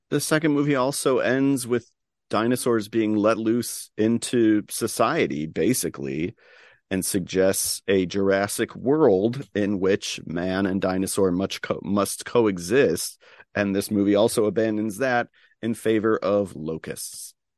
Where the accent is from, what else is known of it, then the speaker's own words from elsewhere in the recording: Chicago, Illinois, United States; as a Chicagoan